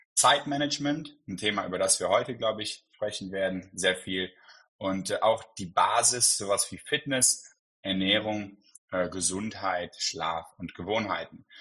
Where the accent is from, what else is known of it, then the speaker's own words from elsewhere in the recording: Cologne, North Rhine-Westphalia, Germany; ich komme aus Köln